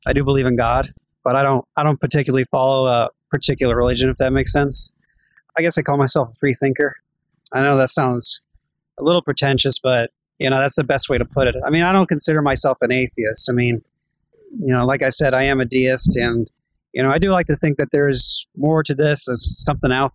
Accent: Georgia, United States; also born or lived in New Jersey; I was born in New Jersey, and I was 3 months old, and then right away we went down to Georgia, and I've been here ever since.

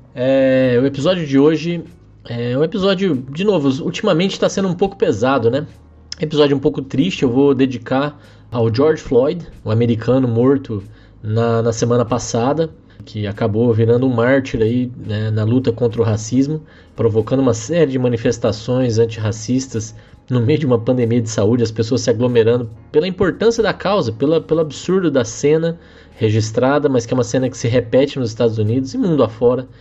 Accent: Brazil; todos somos brasileiros

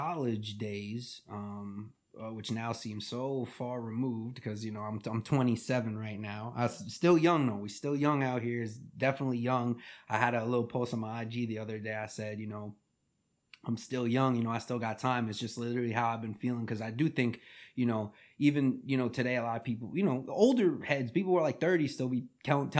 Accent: Huntington, New York, United States; also born or lived in Bogotá, Colombia; my hometown Huntington boys

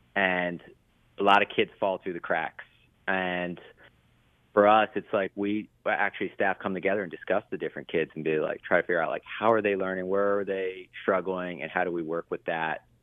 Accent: Baltimore, Maryland, United States; I grew up in Baltimore

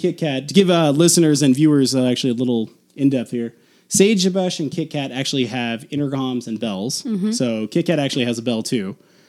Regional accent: California, Nevada, United States; moved away; I'm from California. But I've lived in Nevada most of my life.

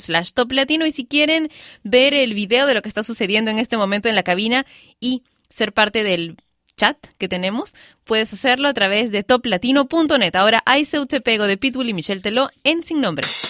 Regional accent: Peru

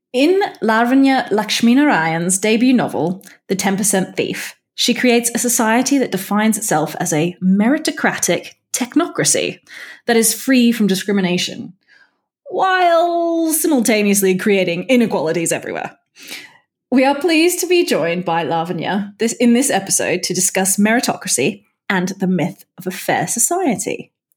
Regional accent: Perth, Western Australia, Australia; my hometown of Perth, Western Australia.

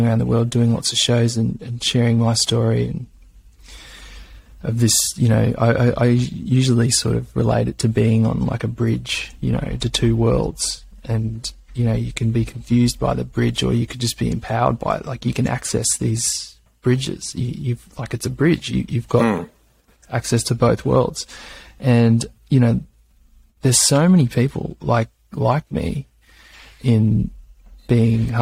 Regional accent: Gold Coast, Queensland, Australia; now in Byron Bay, Australia; I grew up in Australia

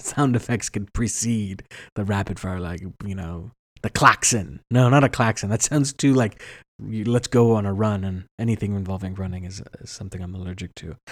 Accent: United States; we're American

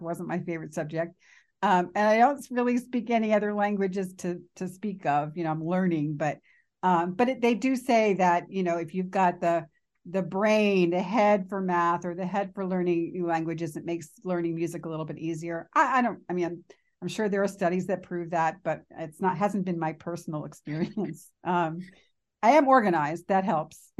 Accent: Philadelphia, Pennsylvania, United States; now in Worcester, United States; I'm originally from Philadelphia

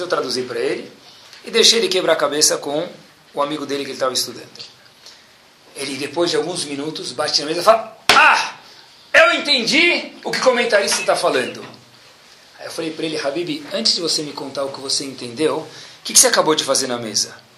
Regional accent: Brazil; nós somos brasileiros natos

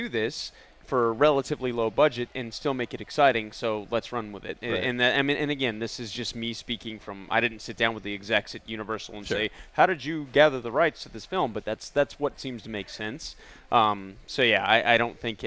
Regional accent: El Paso, Texas, United States; now in Los Angeles, United States; I grew up in El Paso

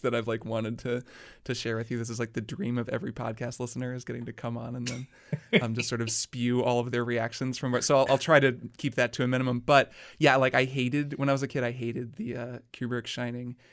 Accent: Indiana, United States; I'm also from Indiana

